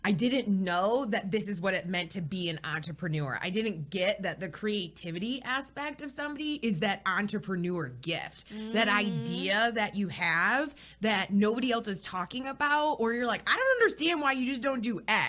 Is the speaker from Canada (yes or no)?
no; Michigan, United States; moved away as an adult; now in Charlotte, United States; I'm from Michigan